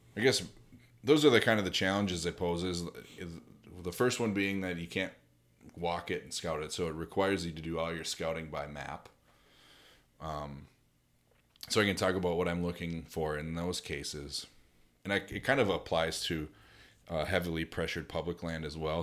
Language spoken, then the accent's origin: English; United States; being an American hunter